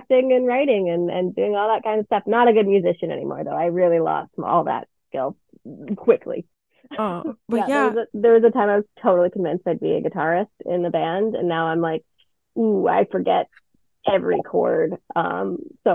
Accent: Burnaby, British Columbia, Canada; I'm from Burnaby, BC. I've lived here my whole life, the suburb of Vancouver

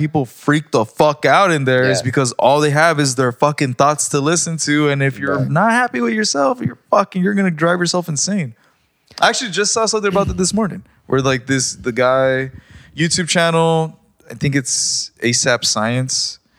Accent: Rosarito, Baja California, Mexico; being with my family in Rosarito and stuff that like I noticed that like I was getting scared to be in my hometown

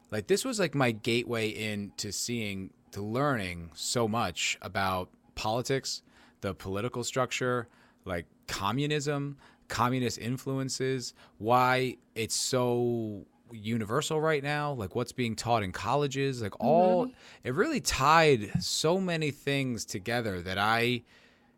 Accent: New Jersey, United States; I grew up in New Jersey

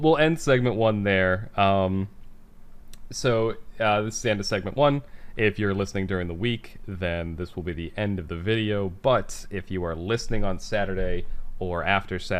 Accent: Boston, Massachusetts, United States; accent: Boston; if you can't tell by the way I talk, you know, for those of you who are listening who don't know, I'm from the Boston area

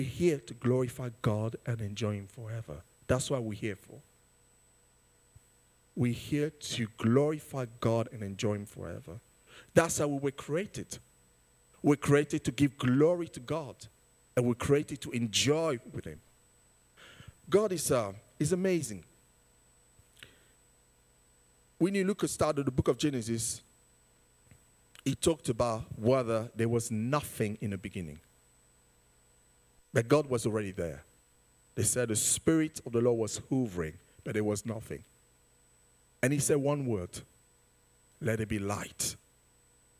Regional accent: United Kingdom; being born here as British and have the identity of parents being born in a different country

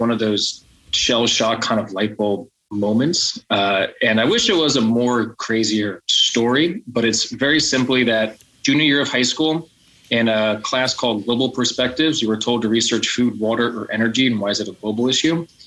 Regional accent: United States; I'm from the United States.

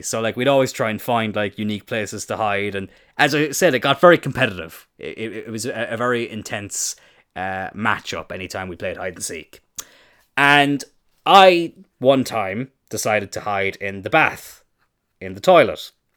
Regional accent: Ireland; I am Irish.

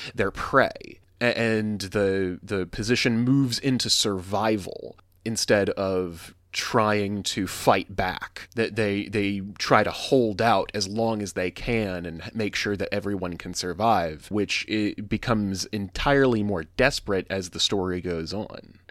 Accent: the South, United States; I grew up in the South

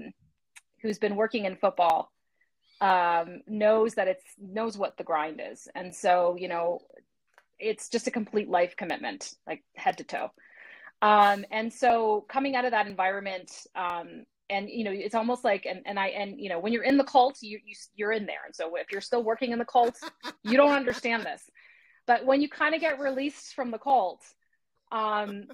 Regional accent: Canada; now in Chicago, United States; As a native Canadian, I'm dual citizen, but I'm a native Canadian, so I'm Canadian American.

